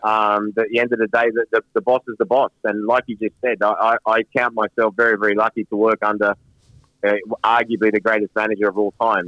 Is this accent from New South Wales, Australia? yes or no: yes; Sydney, New South Wales, Australia; also born or lived in London / Manchester; Sydney, uh, where I grew up here in Australia.